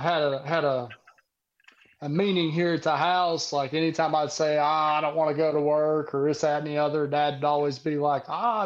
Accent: near Blacksburg, Southwest Virginia, United States; Southwest Virginia, near Blacksburg

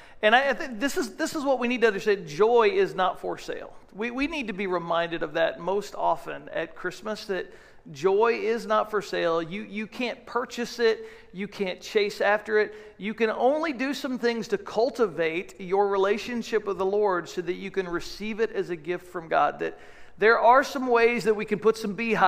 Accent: United States; So as an American people

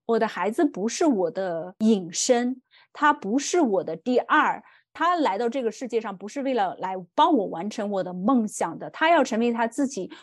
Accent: China; moved away; 我是一个中国人，我在海外生活的中国人

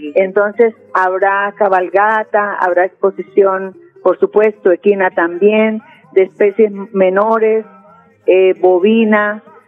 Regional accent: Tona, Santander, Colombia

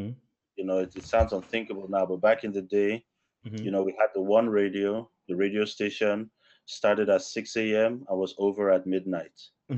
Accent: Northern Nigeria, Nigeria; moved away; Grew up in the northern part of Nigeria.

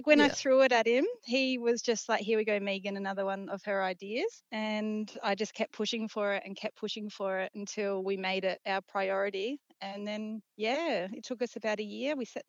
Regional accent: South Australia, Australia; I'm from South Australia

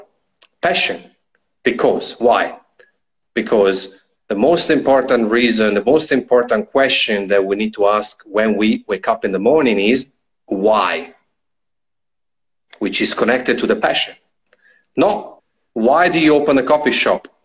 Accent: Trentino-Alto Adige, Italy; I'm actually from Trentino, so very, very, very small town

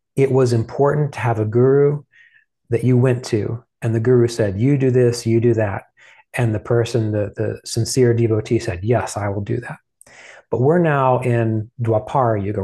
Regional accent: West Virginia, United States; I grew up in West Virginia

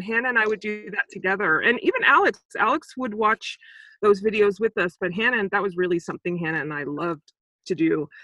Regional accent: Saint Croix, U.S. Virgin Islands; also born or lived in Sacramento, California, United States; now in United States; I'm actually originally from the Virgin Islands, on um, the island of Saint Croix

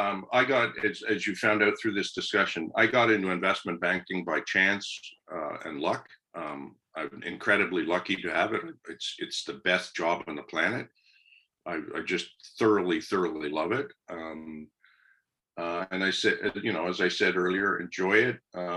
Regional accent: Kingston, Ontario, Canada; I grew up in Kingston. I went to Queens. My high school was right across the road from Queens.

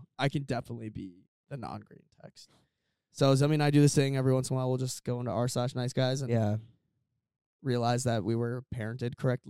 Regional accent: near Mall of America, Minnesota, United States; people know our hometown.

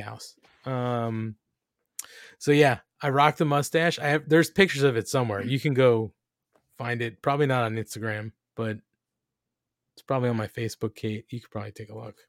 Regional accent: New Jersey, United States; we're Italian from New Jersey.

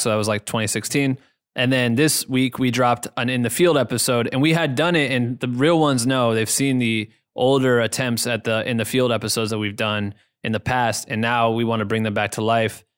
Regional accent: an hour from Iowa City, United States; Iowa City, which is, like, an hour from my hometown

